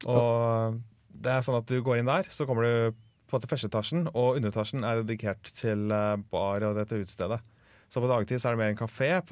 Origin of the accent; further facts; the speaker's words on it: Verdal, Trøndelag, Norway; moved away; jeg var hjemme i Verdalen i helga